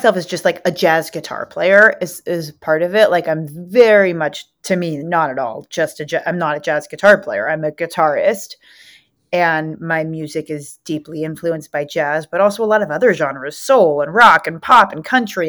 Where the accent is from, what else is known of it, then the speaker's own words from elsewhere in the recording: Los Angeles, California, United States; accent: Valley Girl; Born and raised in LA. I grew up in the South Bay, like right in a beach city